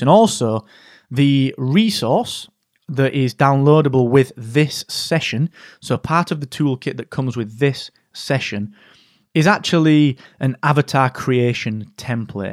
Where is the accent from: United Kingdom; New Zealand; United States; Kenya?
United Kingdom; England; being so English